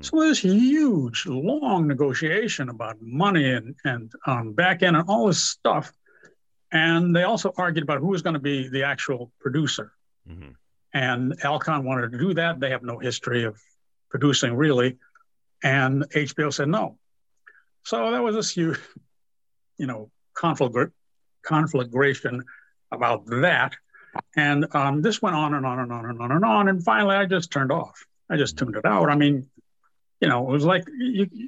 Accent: Los Angeles, California, United States; I grew up in South Central

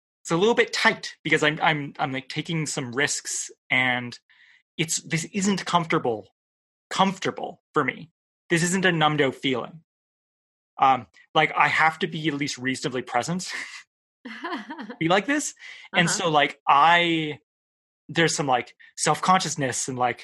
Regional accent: Canada; I'm a Canadian

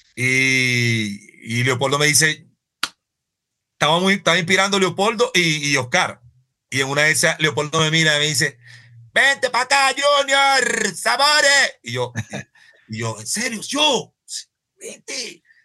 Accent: Venezuela; moved away as an adult; now in Colombia; yo soy venezolano.

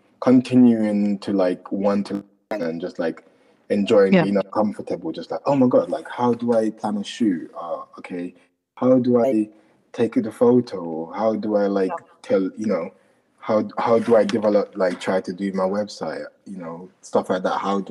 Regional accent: London, United Kingdom; also born or lived in Jamaica; like I'm from Jamaica, so it's obviously a massive part of who I am. So like I'm mixing like the kind of like growing up in London

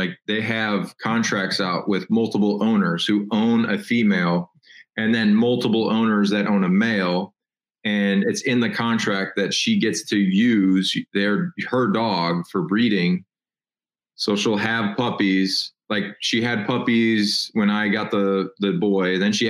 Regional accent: Midwest, United States; I'm from the Midwest, and nothing against the Midwestern lovely gals of the Midwest.

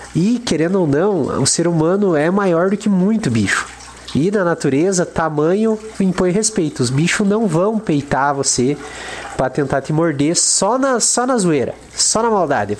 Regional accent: interior of Paraná, Brazil; a gente é do interior do Paraná, Guarapuava não é uma cidade tão grande e eu ainda sou mais do interior ainda.

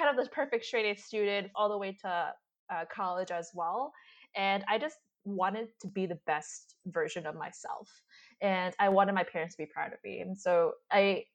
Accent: United States; I am Chinese American. My parents are from Hong Kong and they immigrated here when they were younger. But I was born in America

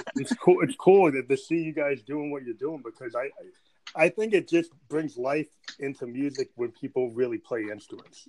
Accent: United States; I'm American

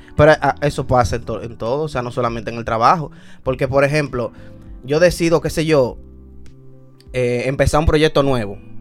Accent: Dominican Republic; como todo dominicano

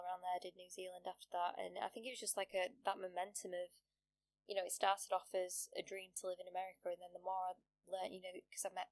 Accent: United Kingdom; also born or lived in Sheffield; as a British student

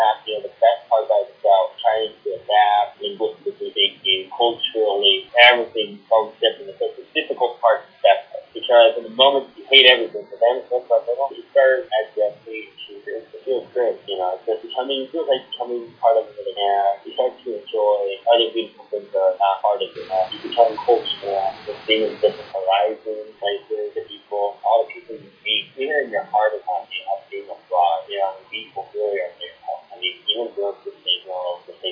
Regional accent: San Diego, California, United States; moved away as an adult; now in Veneto, Italy; I come from San Diego, California, born raised there

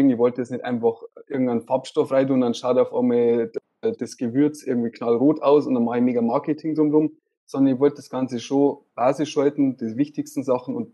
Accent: Straubing, Bavaria, Germany; born there; now in Regensburg, Germany; ich bin äh, 23 Jahre alt, ich bin in Straubing geboren und wohne seit ungefähr drei Jahren in Regensburg.

